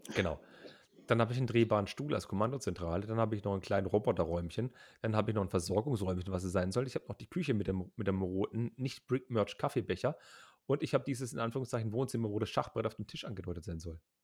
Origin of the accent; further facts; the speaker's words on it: Heilbronn, Baden-Württemberg, Germany; in Heilbronn, das ist mein Geburtsort